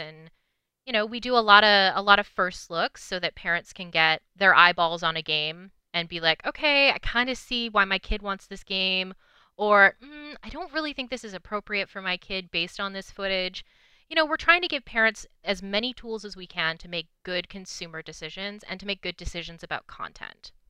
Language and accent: English; British Columbia, Canada; also born or lived in Vancouver; I grew up in British Columbia